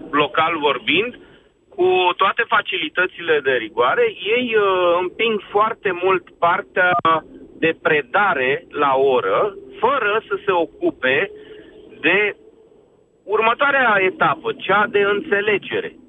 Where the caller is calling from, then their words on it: Bucharest, Romania; sunt din București.